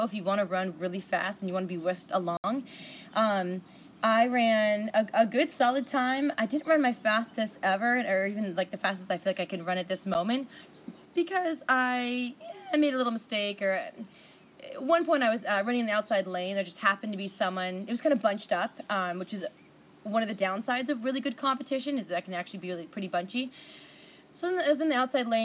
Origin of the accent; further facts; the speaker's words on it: Seattle, Washington, United States; There's a race in my hometown